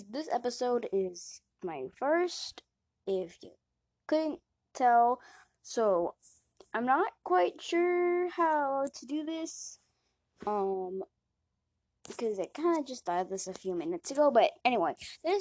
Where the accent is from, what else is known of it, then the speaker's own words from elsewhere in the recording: Florida, United States; I'm from Florida